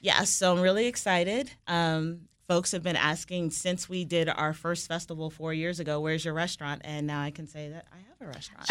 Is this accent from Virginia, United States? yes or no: yes; Fairfax County, Virginia, United States; also born or lived in Washington, D.C.; I was born here in D C. I grew up in the Mount Vernon community of southeastern Fairfax County